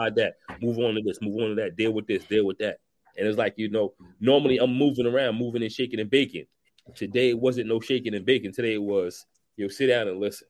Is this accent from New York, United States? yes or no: yes; New York City, New York, United States; I grew up in East New York, Brooklyn